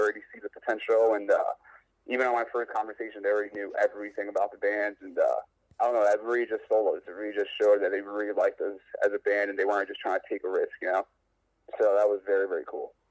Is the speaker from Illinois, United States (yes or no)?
no; New York, United States; I'm from New York